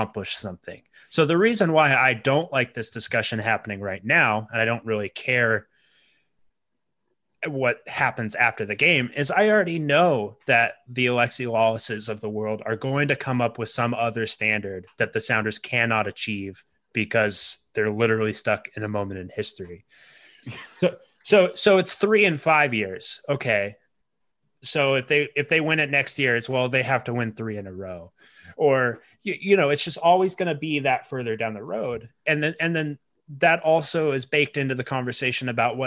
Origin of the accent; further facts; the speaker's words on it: United States; I'm American